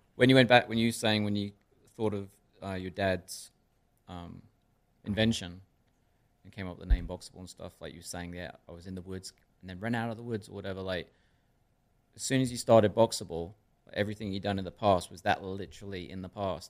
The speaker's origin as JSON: {"language": "English", "town": "Stamford", "region": "Connecticut", "country": "United States", "tie": "born or raised there", "said": "I was raised in Darien and Stamford"}